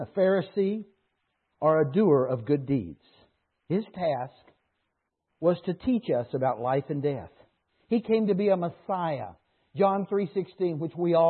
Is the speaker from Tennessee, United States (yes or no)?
no; Dallas, Texas, United States; moved away as an adult; now in Canada; I grew up in Dallas where we had a hockey team that was a farm team